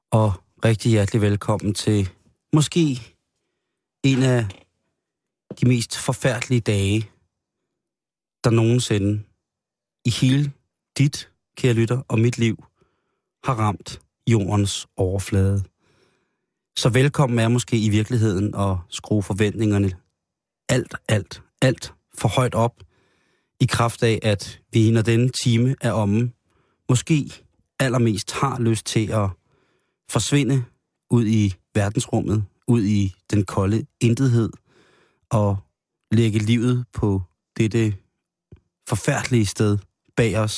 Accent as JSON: {"language": "Danish", "country": "Denmark"}